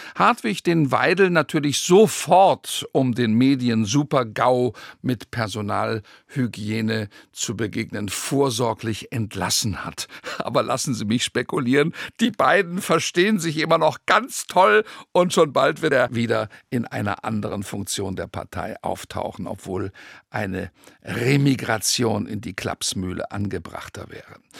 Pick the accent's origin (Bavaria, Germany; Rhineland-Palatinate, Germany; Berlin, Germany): Rhineland-Palatinate, Germany; Rhenish Hesse; Viele Bauern bei uns in Rheinhessen